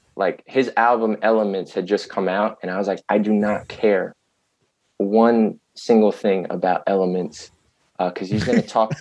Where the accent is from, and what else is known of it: New York City, New York, United States; born or raised there